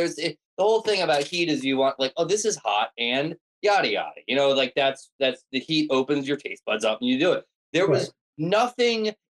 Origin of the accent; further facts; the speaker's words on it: Delaware, United States; Oh yeah, that's what I need. I'm from Delaware.